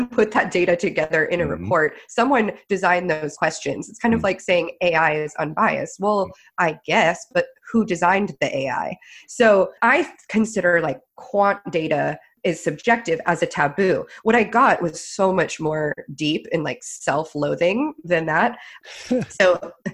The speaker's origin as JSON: {"language": "English", "region": "New England", "country": "United States", "said": "I'm from New England"}